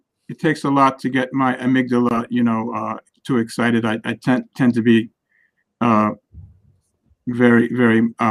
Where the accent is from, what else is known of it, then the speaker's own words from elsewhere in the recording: Great Neck, New York, United States; I grew up in Great Neck, fairly affluent, we were well off